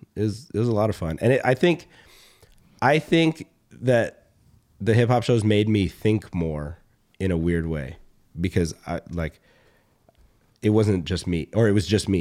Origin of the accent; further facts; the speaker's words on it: Atlanta, Georgia, United States; when I was a kid growing up in Atlanta